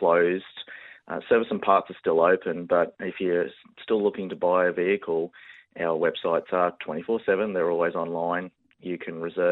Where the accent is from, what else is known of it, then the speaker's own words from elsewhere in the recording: Townsville, Queensland, Australia; moved away; I am from Townsville